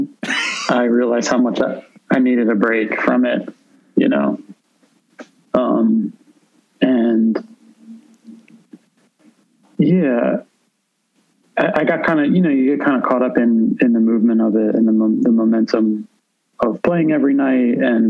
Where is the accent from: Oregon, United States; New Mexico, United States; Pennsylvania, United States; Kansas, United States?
Pennsylvania, United States; Philadelphia; now in New York, United States; I'm from Philadelphia originally